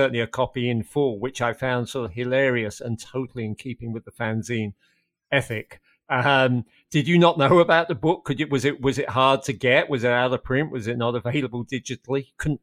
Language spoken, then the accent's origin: English; London, United Kingdom; as somebody who was growing up in London